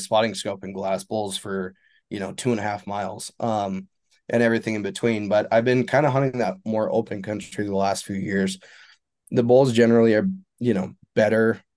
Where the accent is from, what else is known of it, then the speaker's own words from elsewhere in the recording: Eastern Montana, United States; I'm from Eastern Montana, I live in Western Montana now.